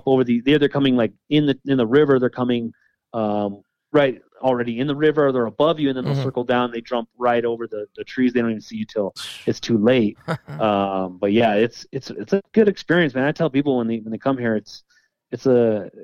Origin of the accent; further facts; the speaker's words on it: New Mexico, United States; I've been born and raised here